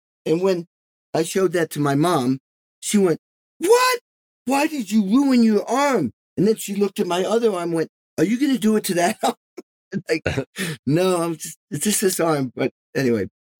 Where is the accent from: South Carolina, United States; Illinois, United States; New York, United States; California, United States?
New York, United States; Albany; born there; also born or lived in Indianapolis; Yeah, I was born in Albany.